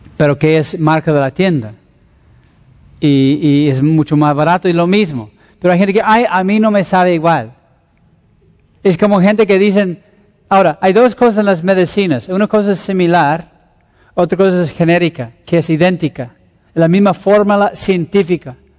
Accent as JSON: {"language": "Spanish", "region": "Mexico City", "country": "Mexico", "also_born_or_lived": "Querétaro / Ensenada", "moved": "yes", "said": "soy un pastor de la Ciudad de México"}